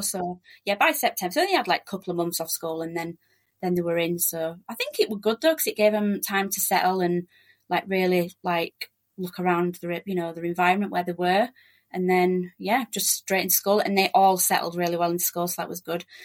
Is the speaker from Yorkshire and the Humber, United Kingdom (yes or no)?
yes; Leeds, Yorkshire and the Humber, United Kingdom; moved away as an adult; also born or lived in South Australia / Joondalup, Perth; now in Perth, Australia; we're from Leeds in West Yorkshire